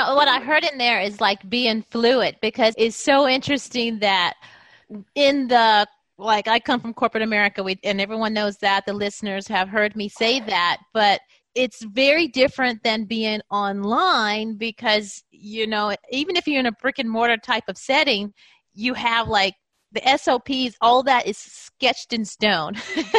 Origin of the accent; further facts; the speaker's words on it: United States; I'm from the United States and these things are done differently over here.